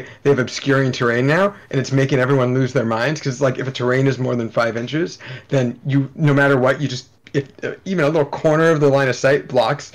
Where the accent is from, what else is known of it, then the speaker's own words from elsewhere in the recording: Oakland, California, United States; I grew up in the Bay Area in California